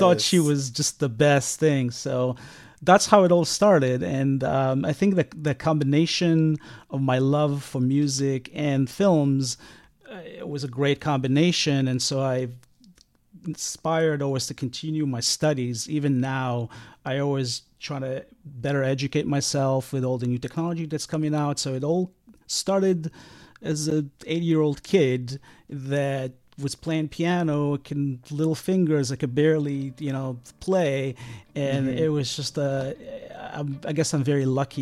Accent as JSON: {"language": "English", "country": "Israel", "tie": "born or raised there", "said": "I grew up in Israel"}